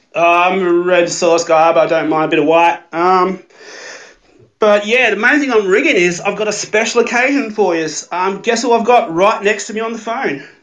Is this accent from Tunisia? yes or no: no; Australia; I'm Australian